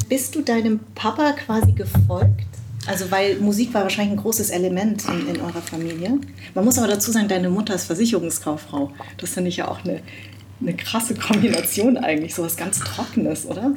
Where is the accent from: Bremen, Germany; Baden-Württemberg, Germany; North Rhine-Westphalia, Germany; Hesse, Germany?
Hesse, Germany; Frankfurt am Main; also born or lived in Darmstadt; als äh, waschechte Frankfurterin